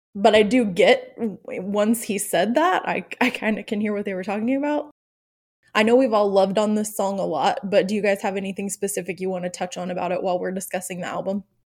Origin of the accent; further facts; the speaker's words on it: Oklahoma, United States; growing up in the South slash Midwest, I'm, obviously I, we've talked about, I live in Oklahoma, which is right in the middle